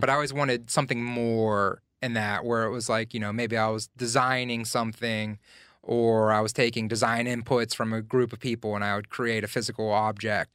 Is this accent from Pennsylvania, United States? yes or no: yes; Glassport, Pennsylvania, United States; also born or lived in Elizabeth Township, Pennsylvania / San Francisco; now in Pittsburgh, United States; I grew up in Glassport, um, just, like, twelve miles outside of downtown Pittsburgh